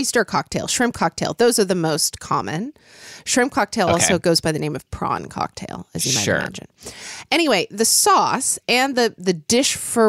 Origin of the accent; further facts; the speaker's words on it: United States; accent: American; my American accent